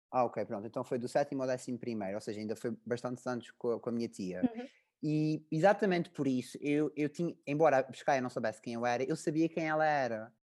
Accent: Azores, Portugal; moved away as an adult; now in Coimbra, Portugal; eu sou dos Açores

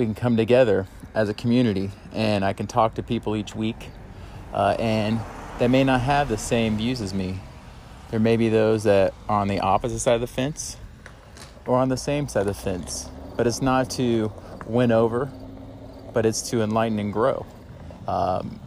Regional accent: Indianapolis, Indiana, United States; also born or lived in Liberty University (Virginia); I'm a Hoosier, meaning I grew up in Indianapolis.

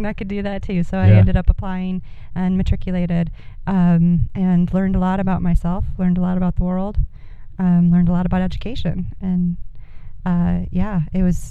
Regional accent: Ann Arbor, Michigan, United States; moved away as an adult; also born or lived in Massachusetts; I was born and raised just outside of Ann Arbor, Michigan

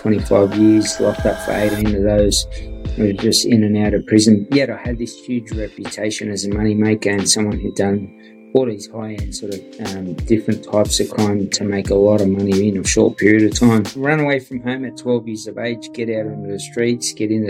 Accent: Sydney, New South Wales, Australia; Yeah, good old Redfern, the block.

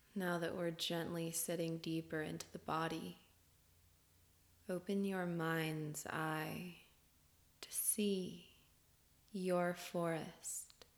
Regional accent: Orlando, Florida, United States; I was born in Orlando, Florida

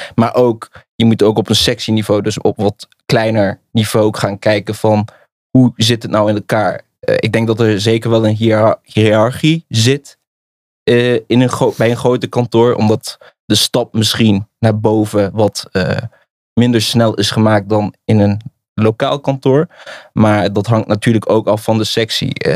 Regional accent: Nijmegen, Gelderland, Netherlands; Ik kom uit Nijmegen. Ik ben een geboren en getogen Nijmegen

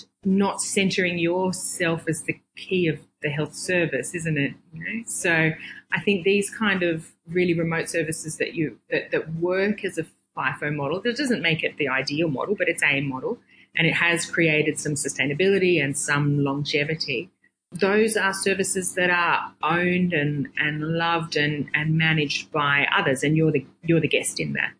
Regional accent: Brisbane, Queensland, Australia; I grew up in Brisbane.

